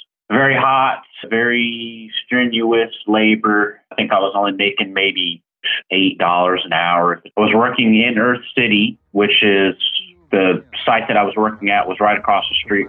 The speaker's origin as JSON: {"language": "English", "town": "St. Louis", "region": "Missouri", "country": "United States", "moved": "yes", "lives_now": "Texas, United States", "said": "So I'm from St. Louis, Missouri. I was the first college grad in the family."}